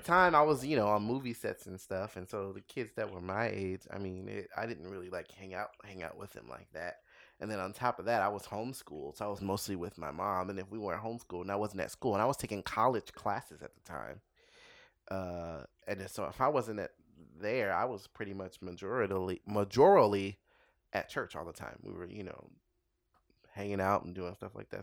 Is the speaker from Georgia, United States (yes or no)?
no; Los Angeles, California, United States; L A, it was out here